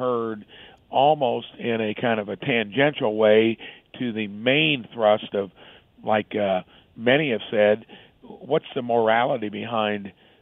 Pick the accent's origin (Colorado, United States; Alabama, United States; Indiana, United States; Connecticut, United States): Indiana, United States; Jasper; my hometown of Jasper